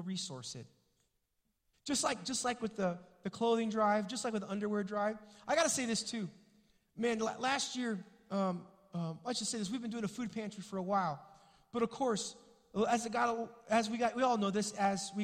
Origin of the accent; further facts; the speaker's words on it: Springfield, United States; moved away; I was back home in my hometown with my mom in Springfield